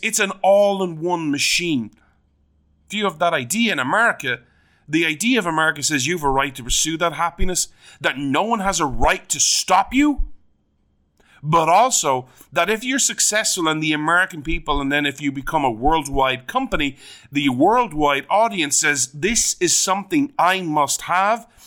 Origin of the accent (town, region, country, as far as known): Ireland